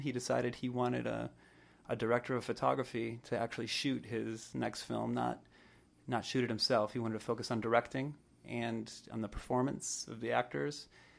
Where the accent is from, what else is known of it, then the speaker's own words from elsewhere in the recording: Michigan, United States; now in Austin, United States; I live in Austin, Texas, and have for the last 10 years, but I'm originally from Michigan.